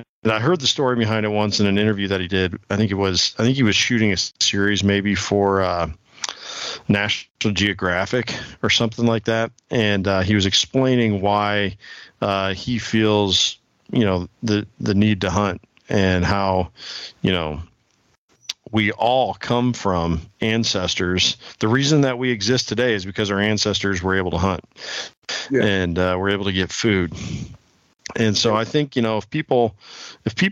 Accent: Illinois, United States; now in Iowa, United States; I grew up in Illinois as well. I live in Iowa now, but I was over on the Quad City side of the state

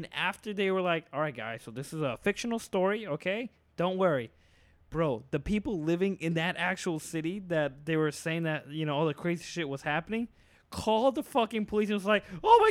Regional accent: United States; first language Spanish; I was basically raised here in the mainland USA.

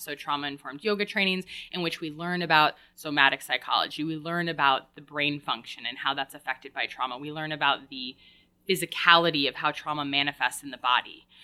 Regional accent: Woodstock, New York, United States; moved away; I grew up in Woodstock, New York, born and raised

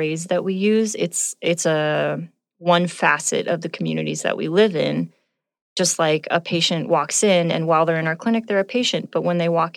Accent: Southern California, United States; now in Montana, United States; I'm from Southern California.

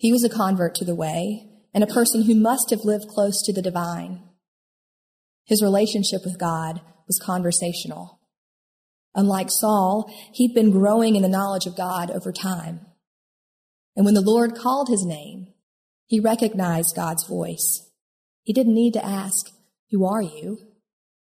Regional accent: upstate South Carolina, United States; I grew up in the Bible Belt, Most of my friends in upstate South Carolina came from more evangelical churches

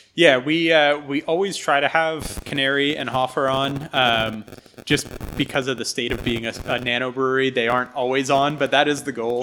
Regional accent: Bucks County, Pennsylvania, United States; born or raised there; moved away as an adult; also born or lived in Philadelphia, Pennsylvania; now in Philipsburg, United States

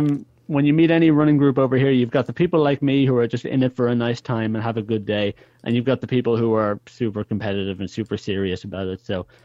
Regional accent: Ireland; And I'm like, no, I'm not British. So, oh, I know you're Irish, but you know, you're both, right? You're Irish and British.

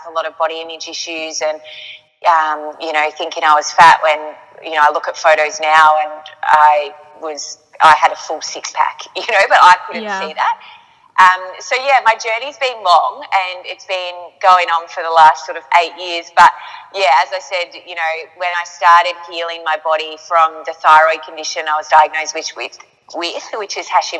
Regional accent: Yarrawonga, Victoria, Australia; I'm from Yarrawonga, Mooala, up on the border of New South Wales and Victoria

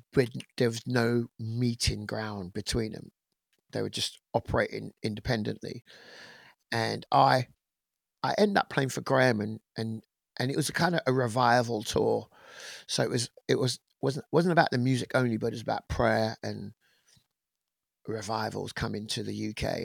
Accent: England, United Kingdom; I'm actually British born. I was born in England, um, of Caribbean parents

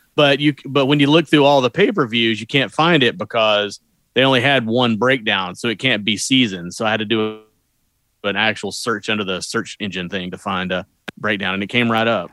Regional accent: Southeast, United States; I'm from the Southeast.

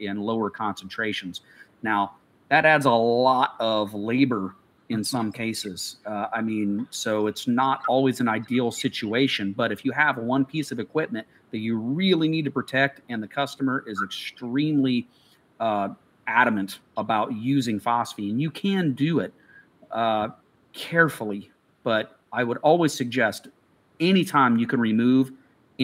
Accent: Midwest, United States; Growing up in the Midwest

